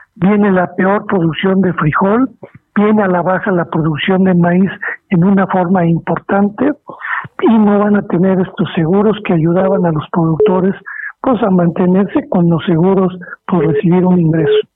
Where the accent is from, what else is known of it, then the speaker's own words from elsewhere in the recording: Mexico; ya que todos somos mexicanos